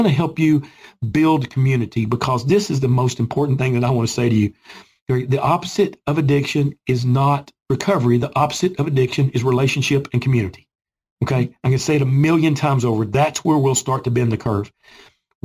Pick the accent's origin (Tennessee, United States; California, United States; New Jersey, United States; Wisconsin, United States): Tennessee, United States; Gray; I grew up in Boone's Creek, which is Gray, Tennessee. Okay, my address was Gray, Tennessee as a kid. This is my community, mm-hmm. where I was born and raised.